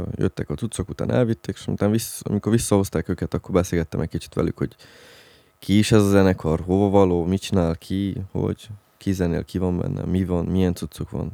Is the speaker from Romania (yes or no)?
yes; Transylvania, Romania; Nálunk Erdélybe